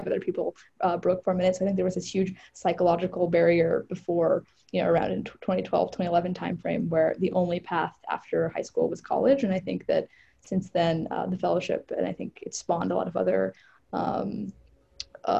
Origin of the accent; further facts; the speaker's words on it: Northern Virginia, United States; I grew up in Northern Virginia, like the suburbs of Washington, D.C.